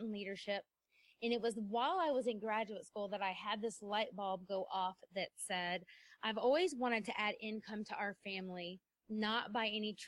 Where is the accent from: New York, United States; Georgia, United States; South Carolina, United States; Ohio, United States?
South Carolina, United States; moved away as an adult; we were moving to my hometown in South Carolina.